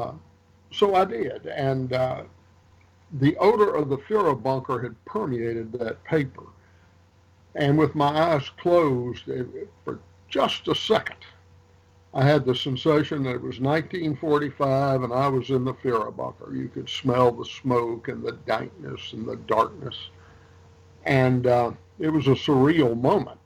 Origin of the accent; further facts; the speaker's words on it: Rouge, Louisiana, United States; moved away as an adult; also born or lived in North Carolina / Tennessee / Arkansas / Georgia; I was born in Rouge, Louisiana